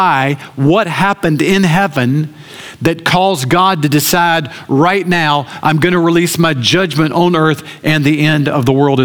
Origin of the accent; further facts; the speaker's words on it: Augusta, Georgia, United States; I grew up in Augusta